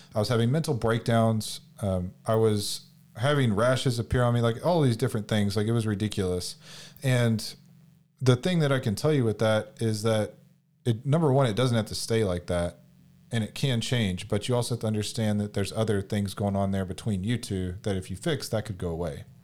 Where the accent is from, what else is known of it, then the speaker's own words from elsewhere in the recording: Houston, Texas, United States; I'm from Houston, H Town